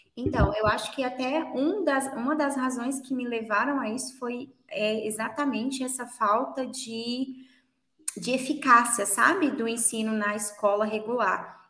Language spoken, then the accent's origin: Portuguese; Minas Gerais, Brazil; eu sou de Minas Gerais e sou professora de inglês